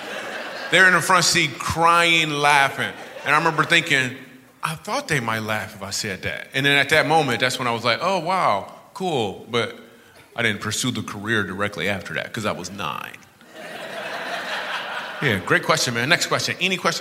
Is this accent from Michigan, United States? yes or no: yes; Michigan, United States; I grew up in Michigan